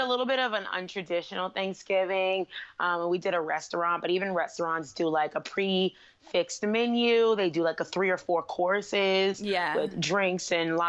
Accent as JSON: {"language": "English", "country": "United States", "said": "I love being an American"}